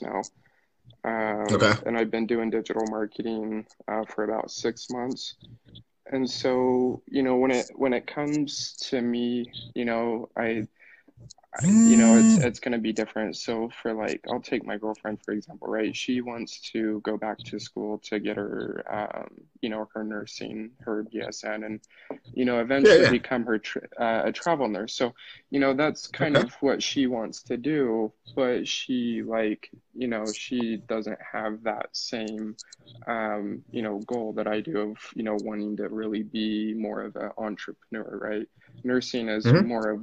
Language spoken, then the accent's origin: English; Utah, United States; I'm from Utah